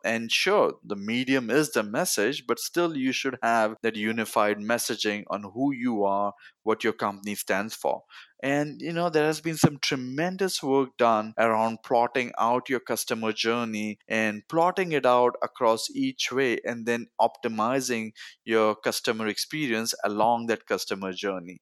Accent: Mumbai, Maharashtra, India; moved away as an adult; now in United States; I grew up in Bombay, India

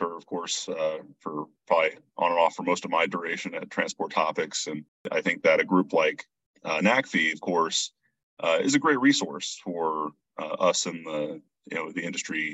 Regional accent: near Lima, Northwest Ohio, United States; I grew up in Northwest Ohio, family farm, not terribly far from the Indiana line, near Lima.

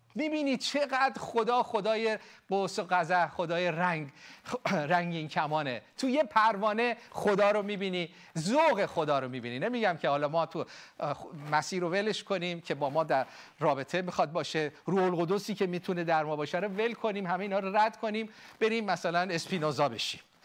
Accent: Iran; now in United States; ما ایرانی ها یاد گرفتیم متحد باشیم

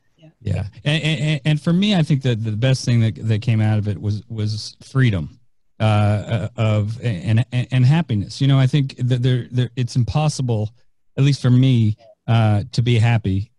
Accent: San Francisco, California, United States; now in Tampa, United States; I am uh, from San Francisco. I live in Tampa, Florida. I still am claiming San Francisco as my hometown

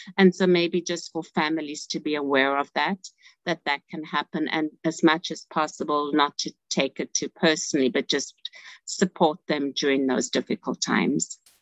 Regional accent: South Africa; moved away as an adult; now in United States; I'm from South Africa. And so initially, I was um, a social worker in South Africa. And then when I came to United States about 30 years ago

